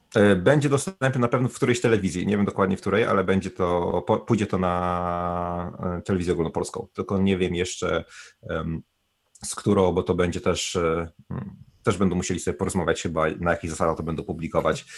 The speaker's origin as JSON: {"language": "Polish", "area": "Bieszczady", "region": "Subcarpathian Voivodeship", "country": "Poland", "also_born_or_lived": "Kraków / Warsaw / London", "moved": "as an adult", "lives_now": "New Zealand", "said": "pochodzę z Bieszczad"}